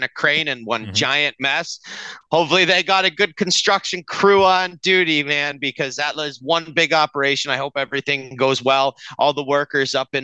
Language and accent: English; Canada; We love being Canadian and cheering for the Toronto Blue Jays.